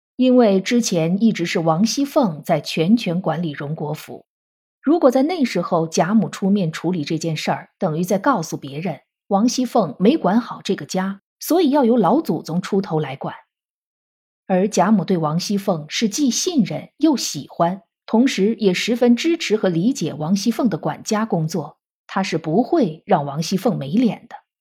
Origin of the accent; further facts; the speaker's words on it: China; 我们中国人